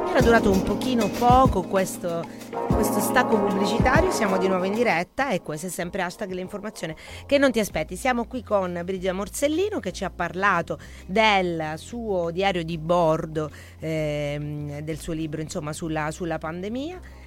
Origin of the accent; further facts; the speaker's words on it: Sicily, Italy; dalle nostre parti siciliane